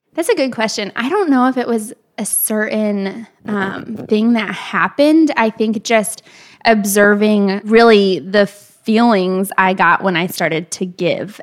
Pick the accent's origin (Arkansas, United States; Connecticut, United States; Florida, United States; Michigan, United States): Michigan, United States; Kalamazoo; moved away as an adult; now in Nashville, United States; We grew up in the Kalamazoo area